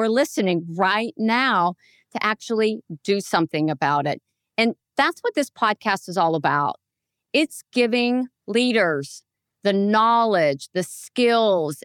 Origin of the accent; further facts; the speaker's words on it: Pennsylvania, United States; I'm from Pennsylvania